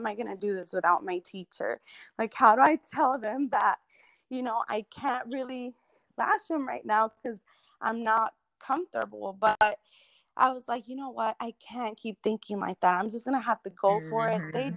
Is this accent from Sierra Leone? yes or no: no; Irving, Texas, United States; now in Bedford, United States; I was raised in Irving, Texas